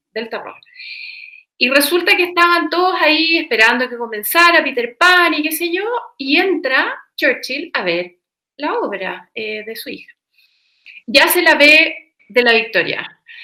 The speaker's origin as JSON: {"language": "Spanish", "country": "Chile", "said": "como chileno"}